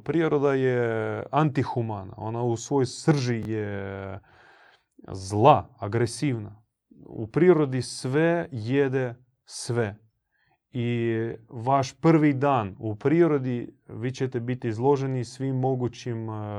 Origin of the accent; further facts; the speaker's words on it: Croatia; kod nas u Hrvatskoj